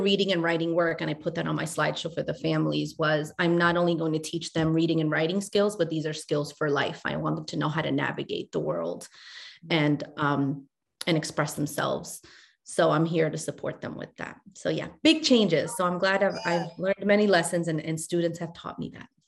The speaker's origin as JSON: {"language": "English", "town": "New York City", "region": "New York", "country": "United States", "tie": "born or raised there", "also_born_or_lived": "Chile", "said": "I moved to New York with my mom when I was five from Chile"}